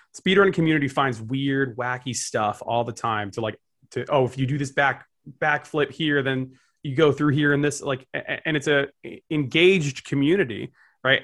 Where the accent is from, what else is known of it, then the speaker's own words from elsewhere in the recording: New Jersey, United States; I'm from Jersey